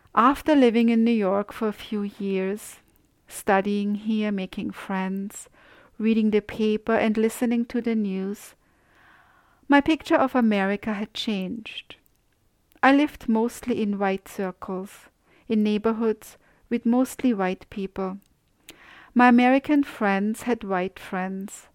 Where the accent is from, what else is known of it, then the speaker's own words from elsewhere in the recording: Austria; moved away; I grew up in Austria